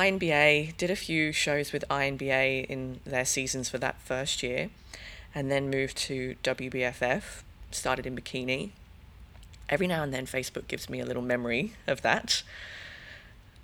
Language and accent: English; England, United Kingdom; accent: hybrid; now in Australia; Yeah, so I'm actually English, believe it or not, listening to me. The hybrid accent, yeah, I am English.